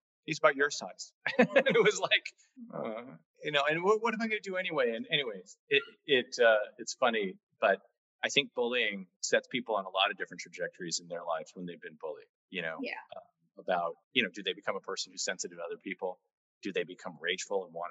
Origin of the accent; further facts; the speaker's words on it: Los Angeles, California, United States; I grew up in the San Fernando Valley in Encino, near sort of on the border of Tarzana